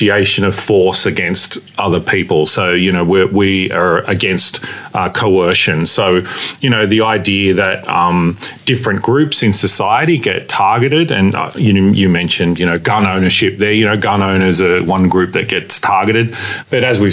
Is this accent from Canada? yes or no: no; Cranbourne, Victoria, Australia; I grew up in Cranbourne, which is, you know, part of the area that I represent now in Southeast Metro.